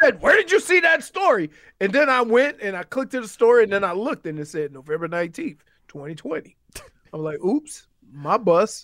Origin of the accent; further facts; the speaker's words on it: New Orleans, Louisiana, United States; I'm from New Orleans. I'm from the Night Ward